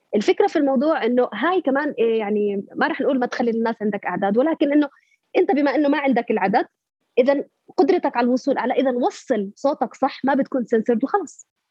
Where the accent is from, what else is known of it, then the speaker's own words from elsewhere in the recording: Palestine; لنطالب بحقنا كفلسطينيين